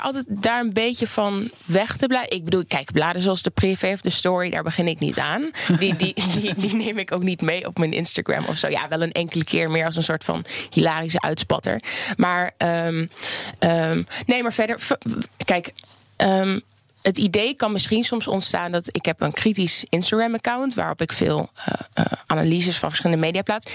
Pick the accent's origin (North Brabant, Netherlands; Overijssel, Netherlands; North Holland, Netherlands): Overijssel, Netherlands; Oldenzaal; ik kom zelf uit Oldenzaal, uit Twente